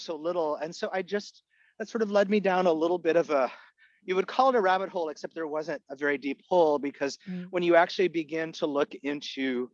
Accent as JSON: {"language": "English", "country": "Canada", "tie": "born or raised there", "first_language": "Egyptian Arabic", "second_language": "English", "said": "I was born and raised in Canada"}